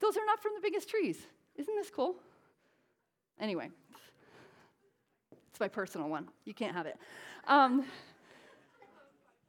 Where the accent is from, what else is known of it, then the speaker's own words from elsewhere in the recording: Connecticut, United States; now in Southern California, United States; I'm from Connecticut. He does stop in my home in Connecticut and see my parents now and then